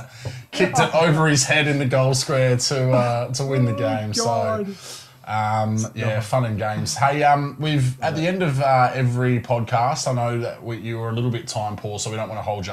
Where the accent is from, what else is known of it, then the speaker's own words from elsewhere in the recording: Adelaide, South Australia, Australia; we're from Adelaide